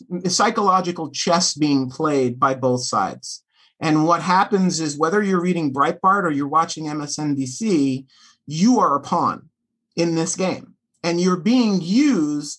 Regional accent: New York City, New York, United States; also born or lived in Los Angeles, United States; now in Fort Wayne, United States; I'm half Puerto Rican, half Russian Jew from New York City. I've lived in L.A. for 10 years

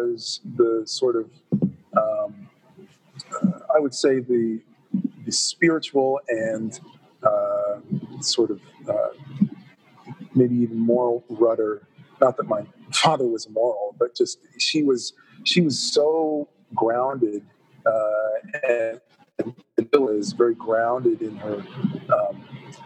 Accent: Toronto, Ontario, Canada; I am a Toronto boy. I grew up in Toronto

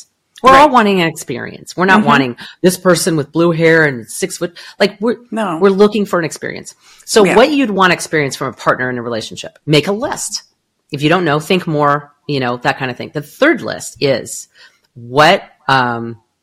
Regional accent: Southern California, United States; now in Arizona, United States; I am from Southern California.

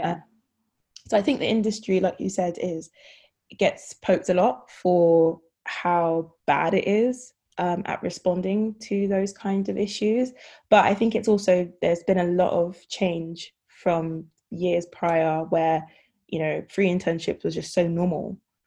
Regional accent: London, United Kingdom; also born or lived in Ghana / Nottingham; I was living at home, so I was able to, I guess, not have to pay rent and stuff because I'm from London

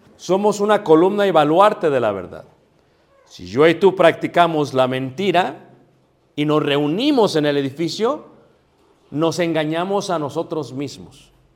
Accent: Mexico; Yo soy latino, mestizo, soy mexicano

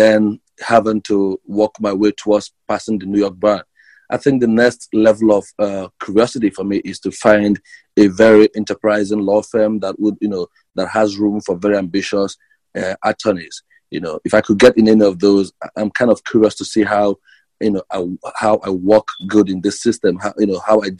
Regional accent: Nigeria; moved away as an adult; now in United States; I come from Nigeria. Originally, I moved to the United States about 3 years ago

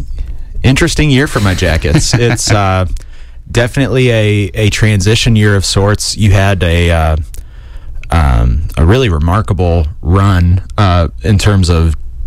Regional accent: Granville, Ohio, United States; I grew up in Granville, Ohio, not too far from Columbus.

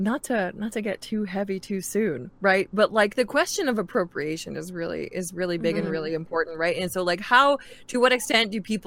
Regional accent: New York, United States; it's funny, I'm half Mexican. My dad is Mexican, but I was raised in New York.

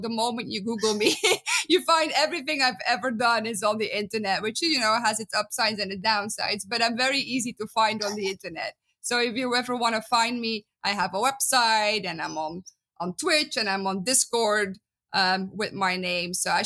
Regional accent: Belgium; accent: Dutch; English is a second language; moved away as an adult; also born or lived in Netherlands; now in United States; I'm originally from Belgium, as you can hear in my beautiful Dutch accent

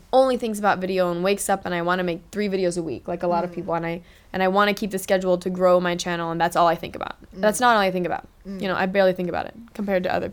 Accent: Los Angeles, California, United States; moved away as an adult; now in Singapore; I grew up in Los Angeles

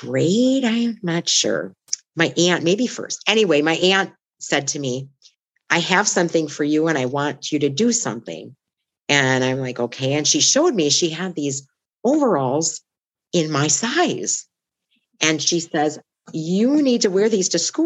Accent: Oshkosh, Wisconsin, United States; also born or lived in Superior, Wisconsin / North Dakota / Bonita Springs, Florida; My hometown of Oshkosh

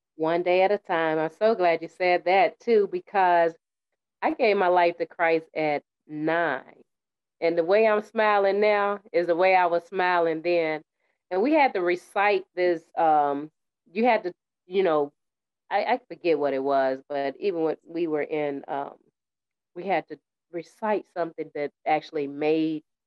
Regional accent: United States; also born or lived in Tennessee / New York; I was raised up in Tennessee in the winter with my great aunt and in New York with my mother

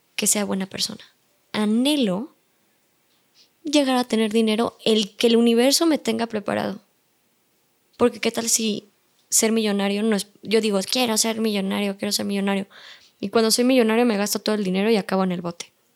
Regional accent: Mexico; Yo, México

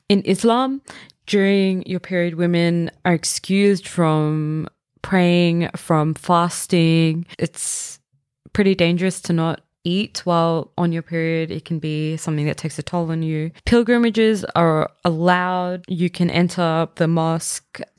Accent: India; I'm Indian, so this is my personal experience.

